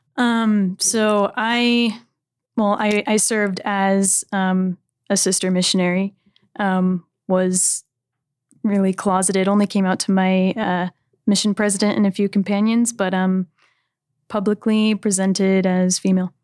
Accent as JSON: {"language": "English", "region": "California", "country": "United States", "said": "I'm from California"}